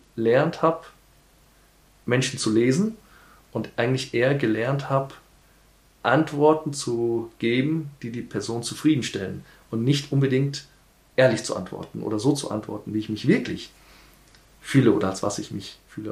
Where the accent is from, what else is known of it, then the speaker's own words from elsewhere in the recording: Nairobi, Kenya; moved away as an adult; also born or lived in Hamburg, Germany; now in Vienna, Austria; Ich bin in Kenia aufgewachsen